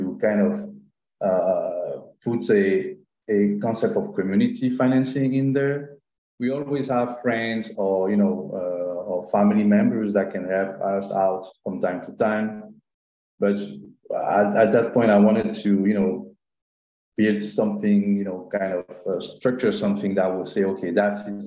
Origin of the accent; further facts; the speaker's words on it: Abidjan, Côte d’Ivoire; moved away as an adult; also born or lived in France / Toronto, Canada; now in Montreal, Canada; Côte d'Ivoire from my home country